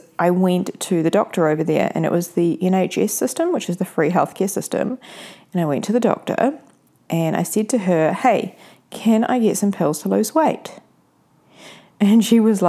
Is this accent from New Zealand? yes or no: yes; New Zealand; I will be in New Zealand, back in my hometown.